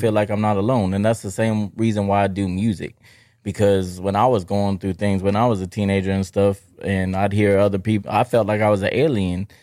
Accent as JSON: {"language": "English", "region": "Texas", "country": "United States", "said": "I'm from Texas"}